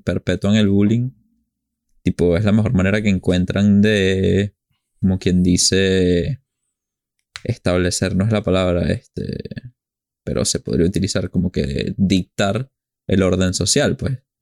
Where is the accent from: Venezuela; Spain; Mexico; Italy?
Venezuela; como venezolanos nos jugamos burda de fuertes